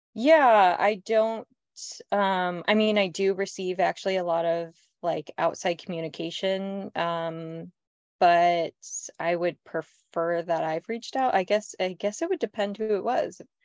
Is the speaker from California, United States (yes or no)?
yes; California, United States; moved away as an adult; also born or lived in New York; I'm from California and I lived in New York for a decade